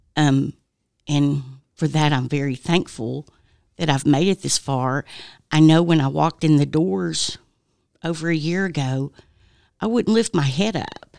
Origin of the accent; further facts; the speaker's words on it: Oak Ridge, Tennessee, United States; now in Knoxville, United States; I'm originally from Oak Ridge.